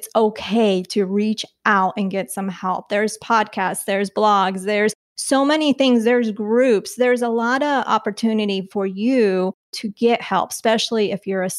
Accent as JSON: {"language": "English", "country": "Colombia", "tie": "born or raised there", "moved": "yes", "said": "I was born in Colombia."}